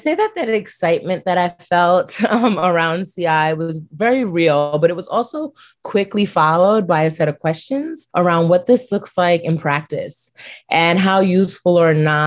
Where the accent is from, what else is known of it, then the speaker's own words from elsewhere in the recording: New York City, New York, United States; I was born and raised in Brooklyn, New York, and I'm still here.